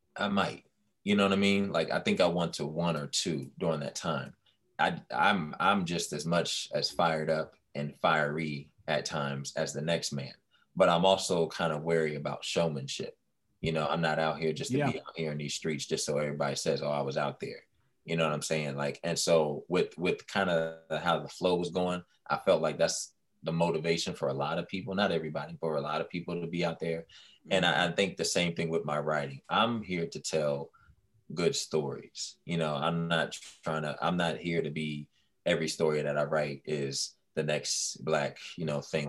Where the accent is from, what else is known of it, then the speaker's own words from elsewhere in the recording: Washington, District of Columbia, United States; the DC area